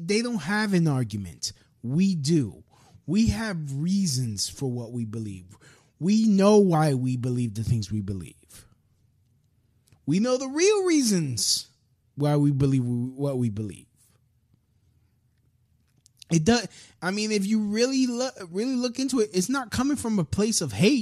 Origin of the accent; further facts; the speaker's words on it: United States; me as an American